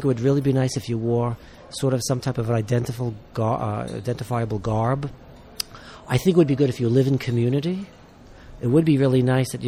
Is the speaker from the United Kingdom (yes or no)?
no; New York City, New York, United States; I'm a New Yorker